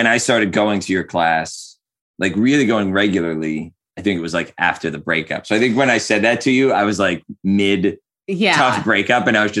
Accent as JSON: {"language": "English", "area": "outside Philadelphia", "region": "Pennsylvania", "country": "United States", "moved": "as an adult", "lives_now": "Redlands, United States", "said": "40. I'm going to be 41 in like 3 weeks, which is weird. And I'm originally from outside Philadelphia, Pennsylvania. So I moved to Redlands. I moved to the West Coast about 7 years ago"}